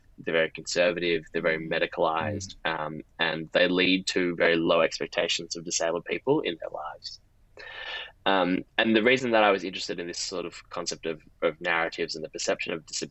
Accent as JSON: {"language": "English", "town": "Melbourne", "region": "Victoria", "country": "Australia", "also_born_or_lived": "Oxford, United Kingdom", "moved": "as an adult", "lives_now": "London, United Kingdom", "said": "I'm from Melbourne"}